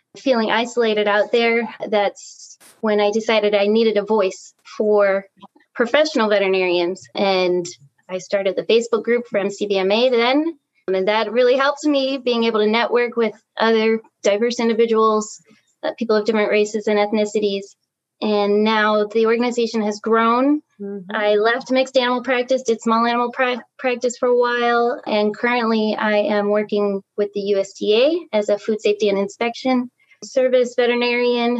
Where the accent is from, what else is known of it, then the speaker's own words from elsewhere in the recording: Chicago, Illinois, United States; also born or lived in Wisconsin; I grew up in Chicago